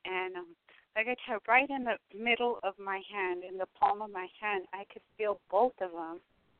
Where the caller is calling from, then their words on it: Tucson, Arizona, United States; I'm calling from Arizona and I'm in Tucson.